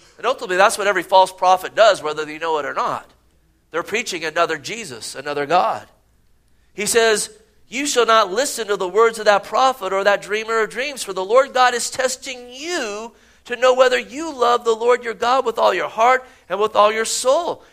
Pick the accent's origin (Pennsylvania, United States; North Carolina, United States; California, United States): California, United States; Gilroy; growing up in Gilroy, California.